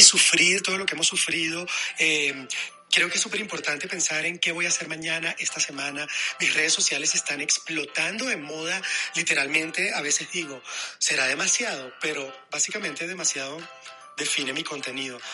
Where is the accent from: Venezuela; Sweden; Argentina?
Venezuela; moved away as an adult; also born or lived in Madrid, Spain; now in Mexico City, Mexico; después de haber abandonado mi país, Venezuela